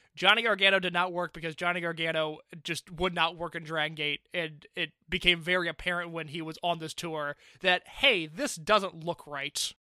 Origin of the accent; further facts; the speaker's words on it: Indiana, United States; I'm from Indiana